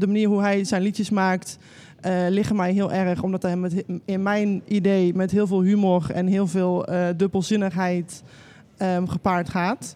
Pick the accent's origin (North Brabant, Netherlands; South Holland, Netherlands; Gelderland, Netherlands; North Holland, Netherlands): North Brabant, Netherlands; Ik ben een Brabander